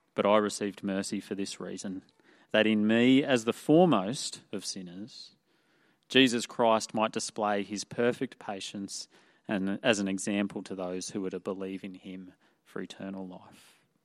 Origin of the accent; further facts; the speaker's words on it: Toowoomba, Queensland, Australia; moved away as an adult; I grew up in Toowoomba, the town of Toowoomba.